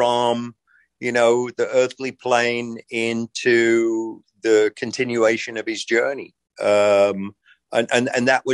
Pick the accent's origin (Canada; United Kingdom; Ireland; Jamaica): United Kingdom; England; now in United States; my experience growing up in England